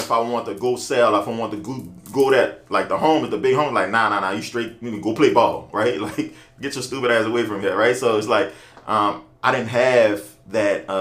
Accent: New Orleans, Louisiana, United States; born and raised in New Orleans, went to pretty much Catholic school

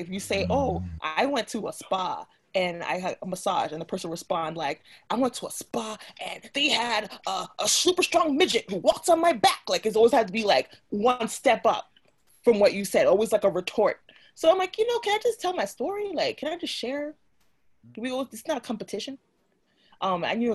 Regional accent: New York, United States; I'm from New York

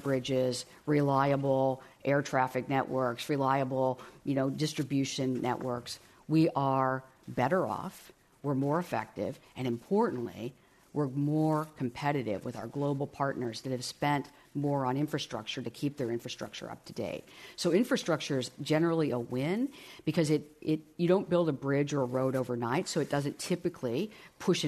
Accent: Midwest, United States; I grew up in the Midwest.

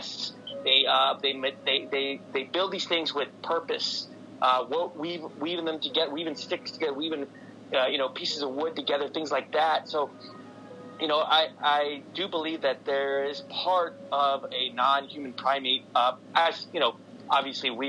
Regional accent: San Antonio, Texas, United States; I'm from San Antonio, Texas. I'm a native here

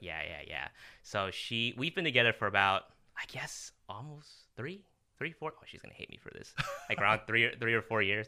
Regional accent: Los Angeles, California, United States; I was born in Los Angeles

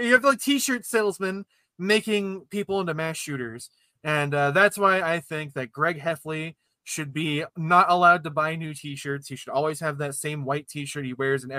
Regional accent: Ohio, United States; I'm from Ohio

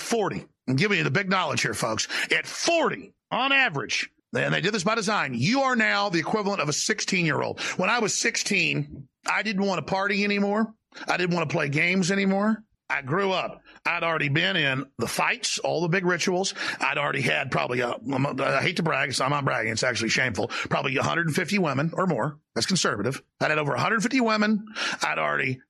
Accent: Dallas, Texas, United States; I grew up in Dallas, Texas in the 80s and 90s

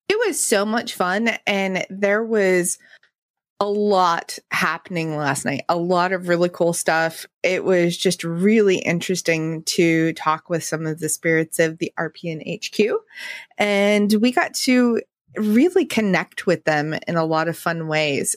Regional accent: the West, United States; growing up in the West

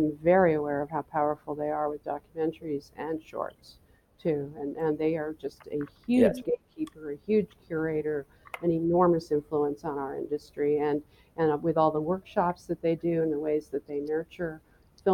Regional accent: New York, United States; I grew up in Manhattan

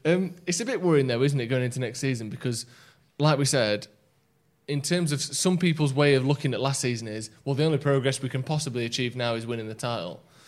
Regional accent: England, United Kingdom; I haven't got an English passport, no, but I've lived here all my life

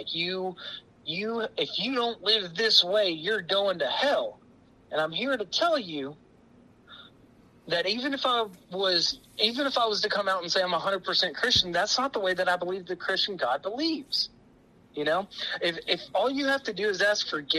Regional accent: Texas, United States; growing up in Texas in the Bible Belt

